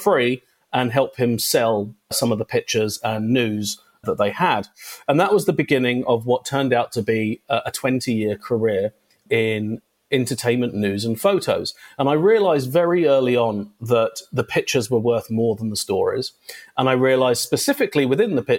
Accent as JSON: {"language": "English", "region": "London", "country": "United Kingdom", "tie": "born or raised there", "moved": "as an adult", "lives_now": "Los Angeles, United States", "said": "I was born in London, England, to a very, very nice couple called Hazel and Lloyd"}